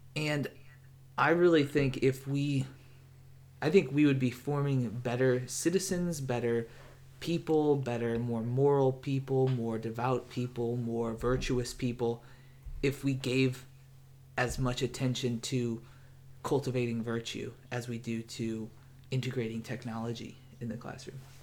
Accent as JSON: {"language": "English", "town": "St. Louis", "region": "Missouri", "country": "United States", "said": "I'm from the Midwest, from Saint Louis, Missouri"}